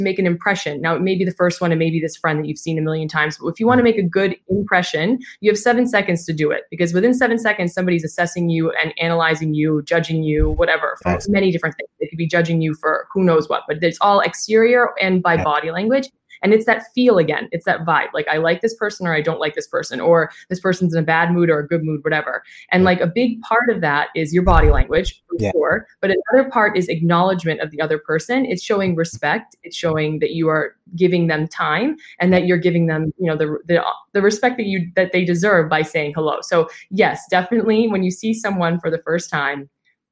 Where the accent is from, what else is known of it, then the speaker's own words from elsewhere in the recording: United States; now in Dubai, United Arab Emirates; as an American